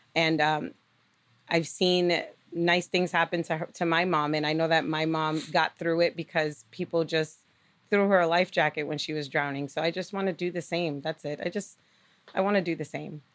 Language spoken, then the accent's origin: English; Lawrence, Massachusetts, United States; now in Nashua, United States; growing up in Lawrence